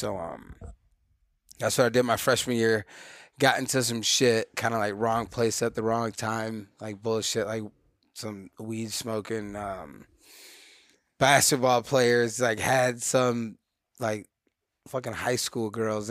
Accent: St. Louis, Missouri, United States; So yeah, St. Louis, Missouri was there pretty much all the way up until college

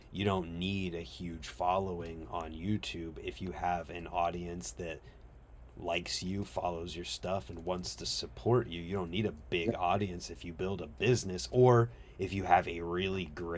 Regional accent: Ohio, United States; I'm from Ohio

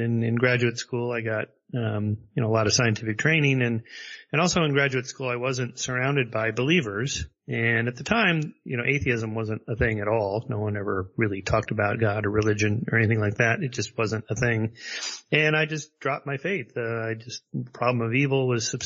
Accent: La Crescenta, California, United States; I was raised in La Crescenta area and sort of a suburb of Los Angeles

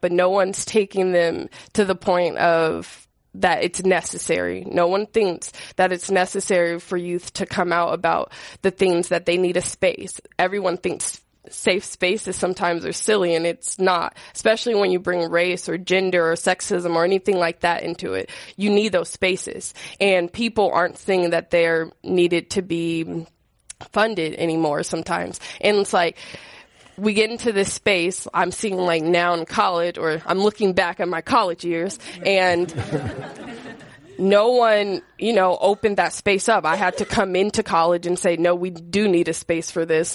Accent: San Francisco, California, United States; growing up in San Francisco, I was thankful, um, to go to high school here

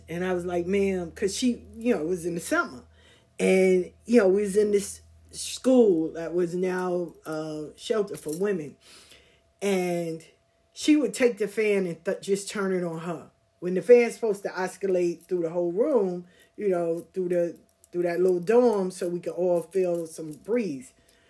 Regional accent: the South, United States; I said, because I'm from the South. I know what racism is.

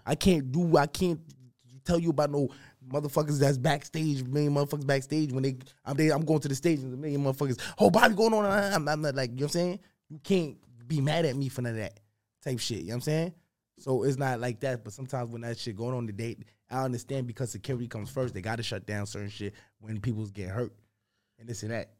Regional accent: New York City, New York, United States; I'm from New York.

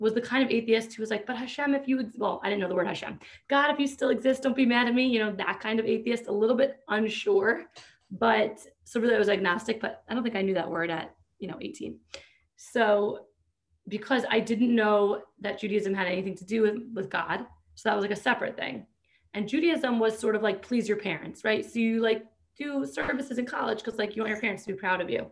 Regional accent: New York, United States; I grew up in New York

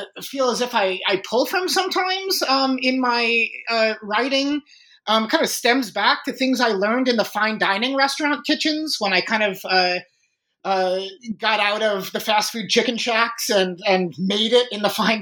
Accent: Chicago, Illinois, United States; I was born and raised in Chicago

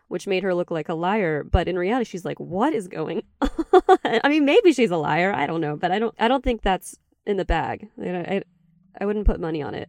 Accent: Charleston, West Virginia, United States; born or raised there

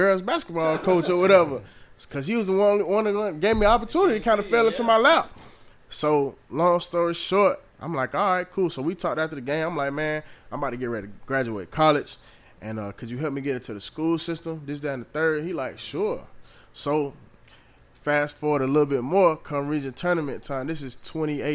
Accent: Augusta, Georgia, United States; now in Savannah, United States; I'm from Augusta

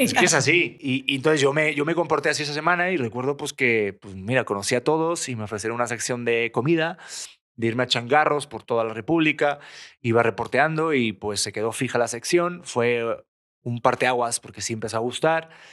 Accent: Spain; now in Mexico City, Mexico; vengo de España

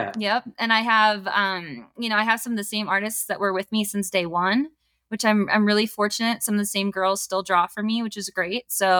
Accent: Wisconsin, United States; now in Colorado, United States; I was born in Wisconsin.

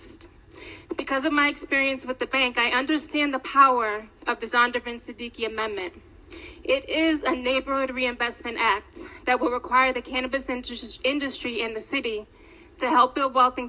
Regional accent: Cambridge, Massachusetts, United States; It's my city too, because I was born and raised in Cambridge

